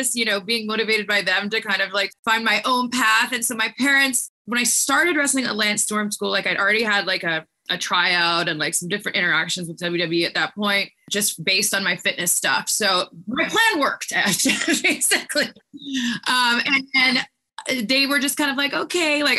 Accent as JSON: {"language": "English", "country": "Canada", "moved": "yes", "said": "we're two blondes from Canada"}